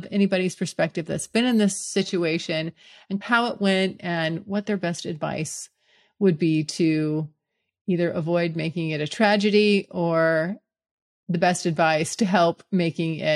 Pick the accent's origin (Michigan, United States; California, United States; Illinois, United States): California, United States; moved away as an adult; now in Florida, United States; moving back to California where I'm from